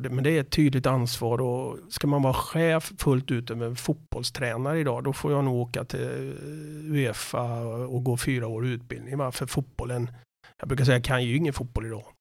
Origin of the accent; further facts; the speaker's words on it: Borås, Västra Götaland, Sweden; Jag kommer från Borås, född på Sjöbo.